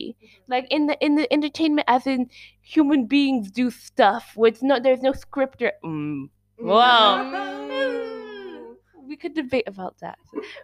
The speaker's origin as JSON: {"language": "English", "country": "Switzerland", "said": "we're Swiss"}